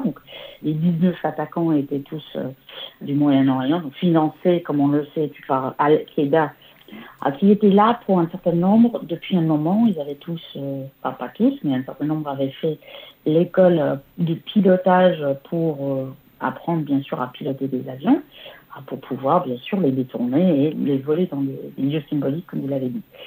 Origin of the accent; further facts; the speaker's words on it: Washington, District of Columbia, United States; moved away as an adult; now in France; je viens de Washington